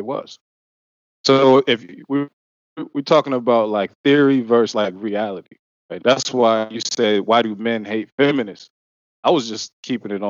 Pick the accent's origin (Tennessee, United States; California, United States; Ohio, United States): Ohio, United States; I'm from Ohio